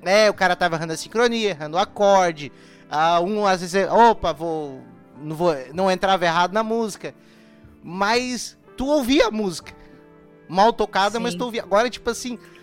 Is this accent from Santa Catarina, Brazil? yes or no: yes; Santa Catarina, Brazil; Eu sou de Santa Catarina